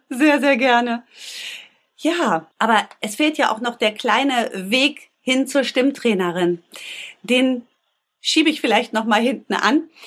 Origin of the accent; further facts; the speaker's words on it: Bünde, North Rhine-Westphalia, Germany; Ich komme aus Bünde. Bünde ist eine ganz kleine Stadt zwischen Wiengebirge und Teutoburger Wald. Klingt beschaulich, ist beschaulich. Dort bin ich aufgewachsen